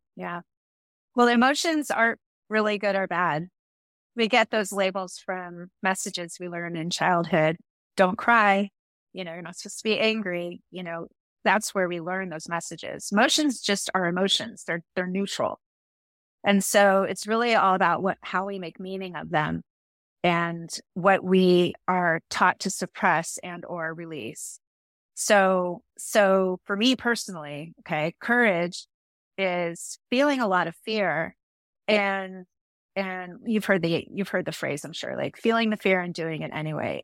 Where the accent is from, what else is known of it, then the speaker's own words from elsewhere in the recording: San Francisco, California, United States; I was born and raised in the city of San Francisco